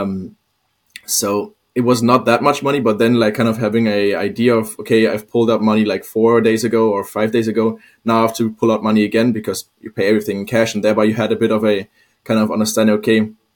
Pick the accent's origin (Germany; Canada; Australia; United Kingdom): Germany; Hamburg; moved away as an adult; now in Copenhagen, Denmark; I'm actually from Hamburg